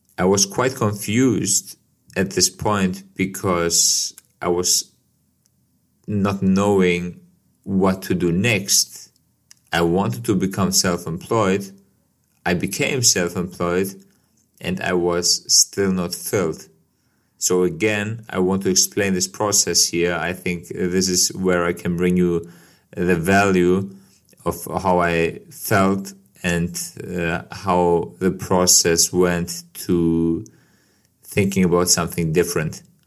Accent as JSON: {"language": "English", "country": "Kosovo", "moved": "yes", "lives_now": "Germany", "said": "my life as a guy who moved to Germany from Kosovo"}